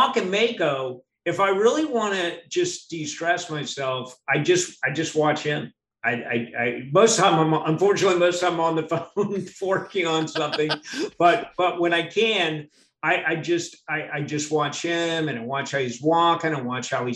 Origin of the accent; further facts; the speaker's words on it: Miami, Florida, United States; I was born in Miami